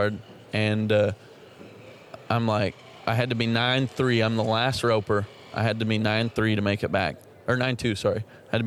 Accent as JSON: {"language": "English", "country": "Canada", "moved": "as an adult", "lives_now": "Texas, United States"}